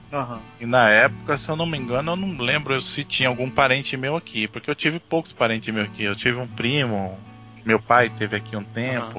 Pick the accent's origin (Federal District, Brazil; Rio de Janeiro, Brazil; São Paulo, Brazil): São Paulo, Brazil; moved away as an adult; now in Toyokawa, Japan; Eu sou natural de Itaquera